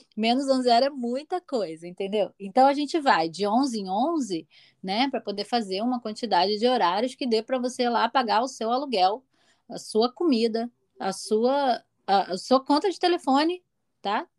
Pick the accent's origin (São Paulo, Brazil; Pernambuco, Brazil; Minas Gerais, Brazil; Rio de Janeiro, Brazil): Rio de Janeiro, Brazil; moved away as an adult; eu vim praticamente da favela, né? Da Cidade de Deus